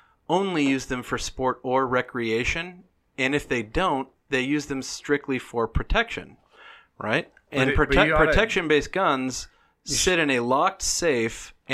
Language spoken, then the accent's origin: English; the South, United States; I'm from the South. My daddy and my grandpa taught me how to fire a weapon.